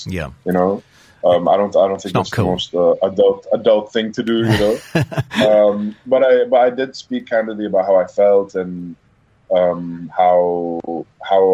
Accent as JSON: {"language": "English", "region": "Dubai", "country": "United Arab Emirates", "tie": "born or raised there", "also_born_or_lived": "Abu Dhabi", "said": "I was born in Abu Dhabi, actually. I moved to Dubai when I was around like 3 years old"}